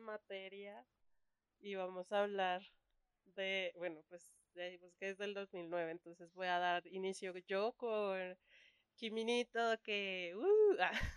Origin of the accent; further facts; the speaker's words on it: Colombia; Soy colombiana